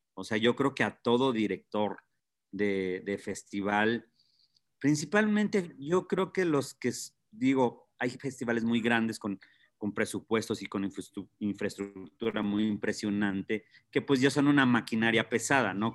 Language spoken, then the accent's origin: Spanish; Tlalpujahua, Michoacán, Mexico; yo soy de Tlalpujahua